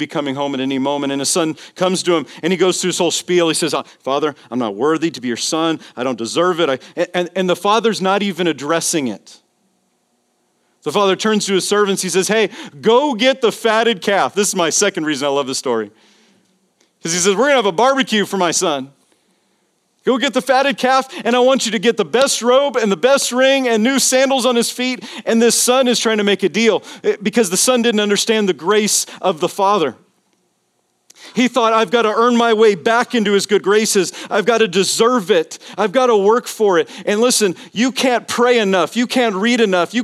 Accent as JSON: {"language": "English", "town": "Las Vegas", "region": "Nevada", "country": "United States", "tie": "born or raised there", "said": "Vegas, baby. My hometown."}